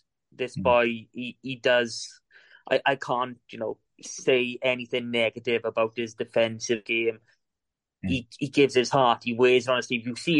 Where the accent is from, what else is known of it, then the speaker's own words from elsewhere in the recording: Wales, United Kingdom; Being Welsh